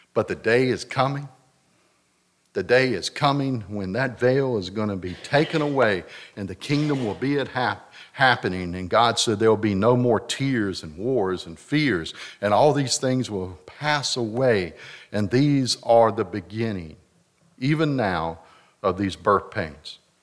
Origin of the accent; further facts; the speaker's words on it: North Carolina, United States; I'm from North Carolina